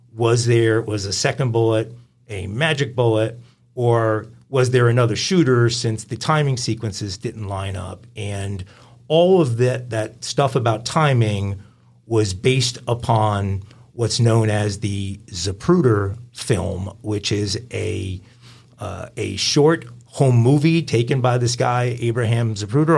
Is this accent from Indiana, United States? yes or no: no; Long Island, New York, United States; moved away as an adult; also born or lived in Tennessee; I grew up in Long Island, on Long Island